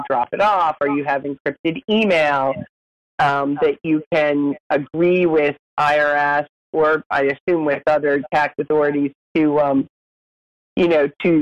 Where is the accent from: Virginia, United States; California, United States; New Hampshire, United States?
New Hampshire, United States; now in Washington, D.C., United States; I am a native Granite Stater.